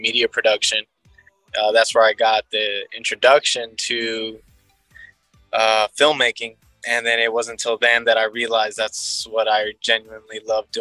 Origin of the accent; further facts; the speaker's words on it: Houston, Texas, United States; I'm originally from Houston